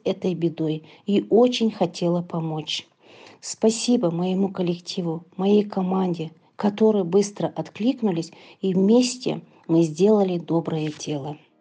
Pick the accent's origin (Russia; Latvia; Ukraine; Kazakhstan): Kazakhstan; Kostanay Region; now in Astana, Kazakhstan; Я сама уроженка Кустанайской области